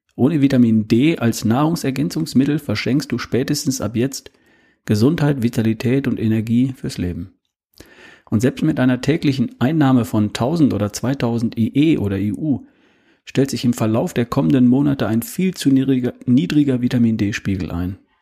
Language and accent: German; Germany; bei uns in Deutschland